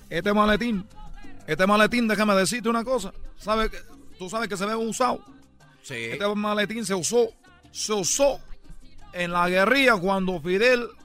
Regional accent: Cuba; now in Mexico; para los que me escuchan por primera vez, yo soy de Cuba. Yo deserté de Cuba y yo lo que me dedico es a embarazar mujeres mexicanas

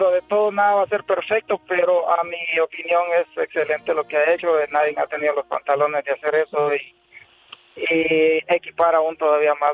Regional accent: El Salvador; En El Salvador.

